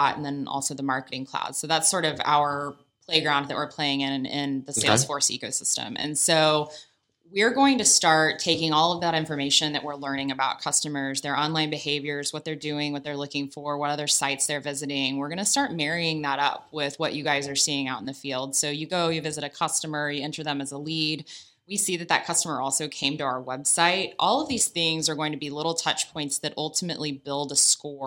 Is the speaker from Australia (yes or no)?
yes; Australia